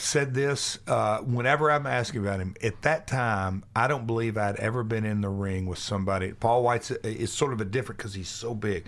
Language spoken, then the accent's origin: English; Nashville, Tennessee, United States; come from Nashville